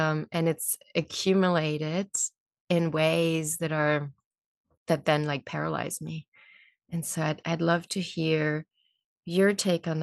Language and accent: English; Germany; moved away; I'm German, actually. I was born in Germany.